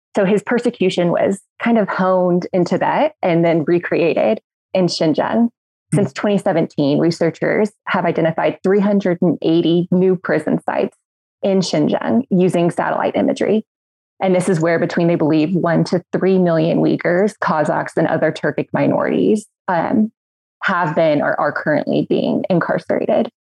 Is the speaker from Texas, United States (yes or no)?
yes; Midland, Texas, United States; now in Washington, D.C., United States; I'm from Midland, Texas